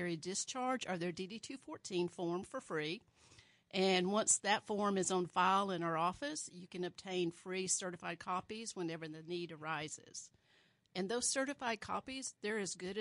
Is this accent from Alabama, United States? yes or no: yes; Alabama, United States; now in Sedgwick County, Kansas, United States; I was born in Alabama and raised in a very small town